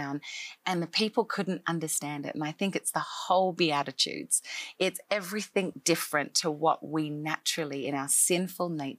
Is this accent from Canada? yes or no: no; Australia; moved away as an adult; now in Nashville, United States; I am an Australian-born girl who grew up in Australia most of my life